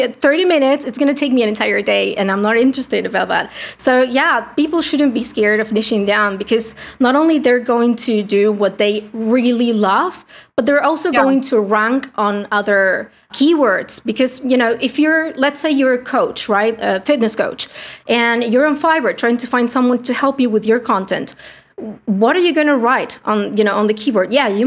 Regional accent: Argentina; English is a second language; I'm from Argentina, a poor country. English is not my native tongue

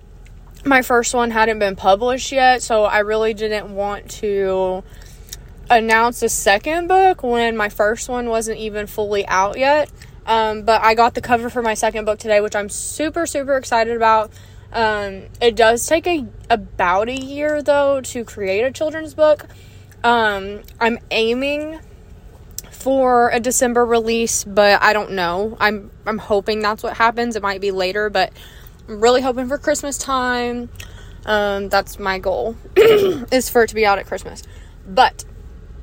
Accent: United States; being an American

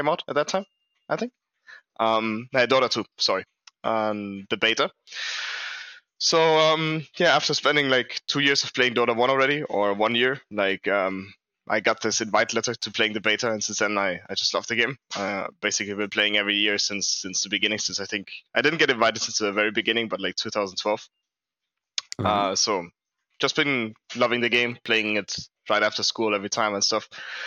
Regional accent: Munich, Bavaria, Germany; I'm from Germany. I was born in Munich.

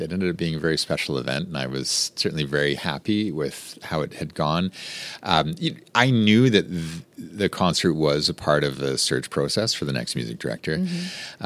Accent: Rocky Mountains, Western Canada, Canada; moved away as an adult; now in Baton Rouge, United States; I grew up in Western Canada in the Rocky Mountains

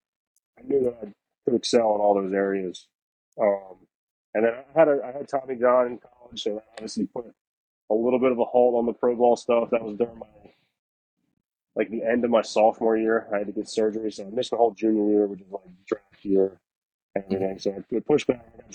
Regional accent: Delaware, United States; I grew up in Delaware. I went to high school in Delaware

